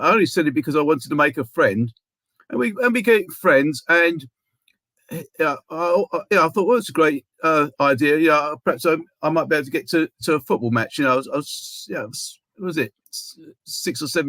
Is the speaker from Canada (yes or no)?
no; London, United Kingdom; also born or lived in Stepney; as a kid growing up in Hackney